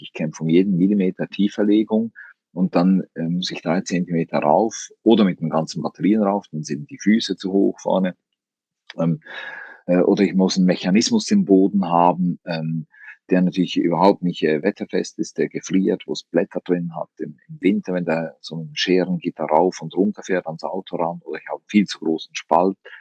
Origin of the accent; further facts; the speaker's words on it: Switzerland; als Schweizer